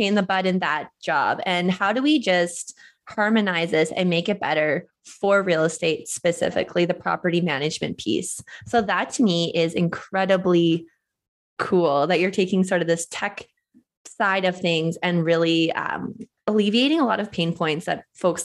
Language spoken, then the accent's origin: English; the Maritimes, Canada; moved away; I am from the Maritimes